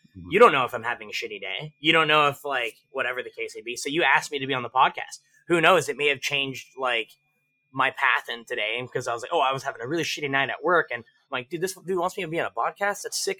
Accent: Philippines; I'm a I'm the Filipino Energizer Bunny.

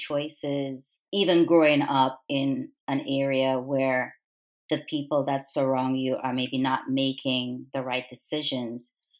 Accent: U.S. Virgin Islands; growing up in the Virgin Islands

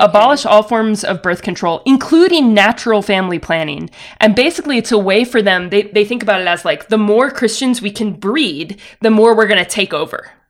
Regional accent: the South, United States; I grew up in the South, attending with my family a non-denominational evangelical megachurch.

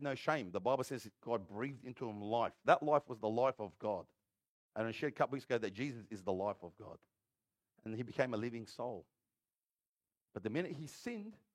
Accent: Granville, New South Wales, Australia; I'm from Granville

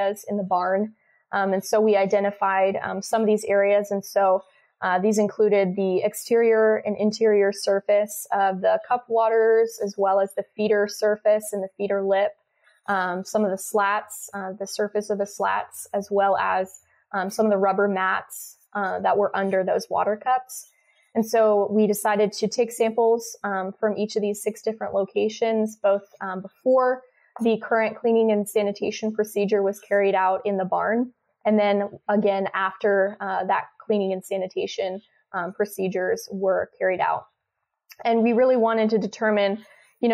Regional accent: Lawrence, Kansas, United States; I am a Kansas native. I grew up in Lawrence, Kansas

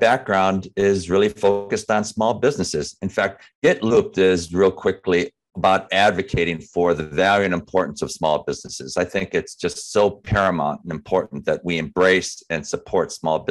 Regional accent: Chicago, Illinois, United States; growing up in Chicago

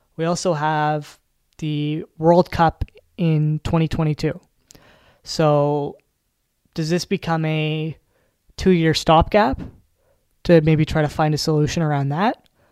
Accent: Canada; I'm from Canada

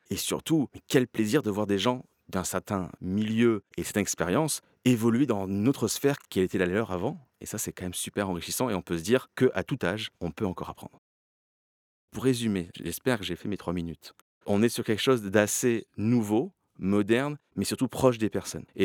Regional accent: Toulon, Provence-Alpes-Côte d'Azur, France; also born or lived in Canada; je suis quand même français. J'ai vécu 10 ans au Canada, mais je suis français. On en a parlé, c'est pour ça que je te fais le clin d'œil. J'ai coupé mon accent, ok, venant de Toulon.

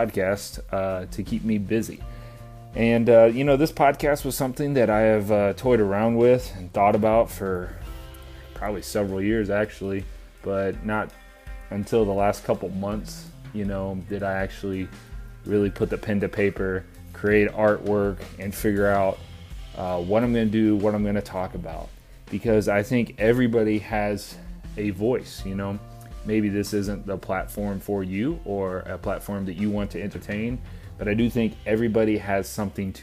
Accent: Pensacola, Florida, United States; I grew up in Pensacola, Florida. Went to high school there

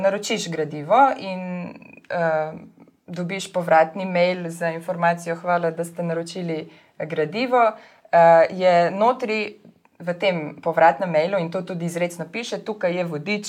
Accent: Slovenia; also born or lived in Ljubljana; now in Lower Carniola, Slovenia; smo Slovenci

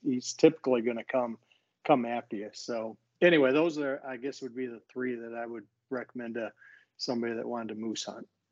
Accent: Michigan, United States; also born or lived in Franklin, Tennessee; I'm from Michigan. I grew up in Michigan, and I've lived here most of my life

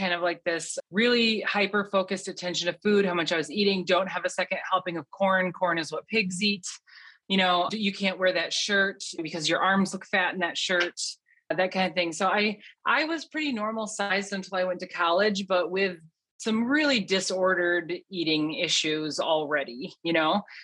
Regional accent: Western Michigan, United States; moved away as an adult; also born or lived in Omaha, Nebraska / Loveland, Colorado; I was born and raised in Western Michigan

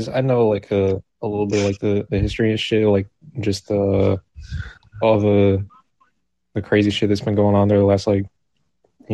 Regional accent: Texas, United States; I am from the U.S., Texas

